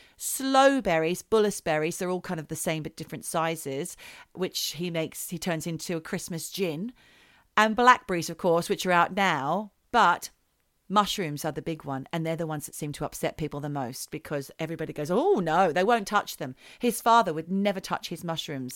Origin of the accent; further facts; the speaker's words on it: Australia; moved away; as an Australian girl growing up, I liked things like chocolate paddle pops. They're the things that I would have when I went back to Australia.